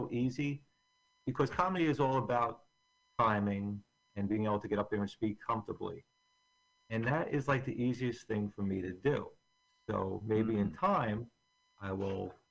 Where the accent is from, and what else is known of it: Bayonne, New Jersey, United States; born or raised there; also born or lived in Staten Island, New York